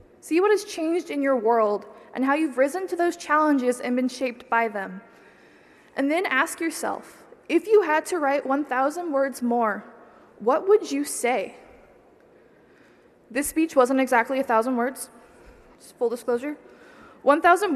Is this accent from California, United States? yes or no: yes; small town about 2 hours from Davis, California, United States; moved away as an adult; now in Davis, United States; my hometown population of 300